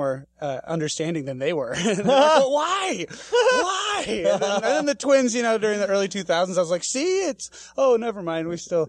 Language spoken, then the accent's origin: English; Woodville, Wisconsin, United States; born or raised there; moved away as an adult; also born or lived in Eau Claire, Wisconsin / Merrill, Wisconsin; now in Minneapolis, United States